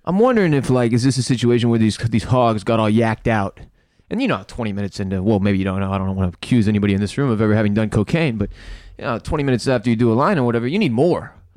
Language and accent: English; United States; as an American